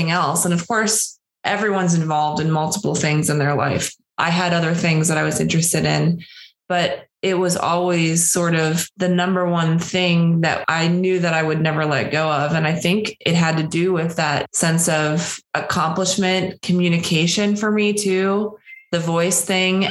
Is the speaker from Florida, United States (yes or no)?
no; Pittsburgh, Pennsylvania, United States; I'm from Pittsburgh, Pennsylvania, outside of Pittsburgh, Western PA.